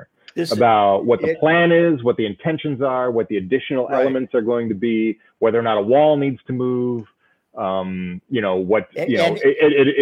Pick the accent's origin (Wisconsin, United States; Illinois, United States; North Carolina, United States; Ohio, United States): Ohio, United States; Cleveland; I am from Cleveland